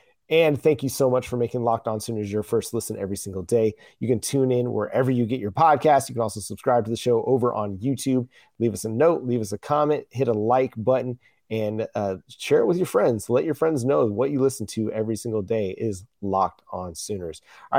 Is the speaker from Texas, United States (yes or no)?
yes; Texas, United States; now in Oklahoma, United States; I'm originally from Texas. I've been in Oklahoma now for much of the last, you know, decade plus, but I lived in Texas for a long time before that.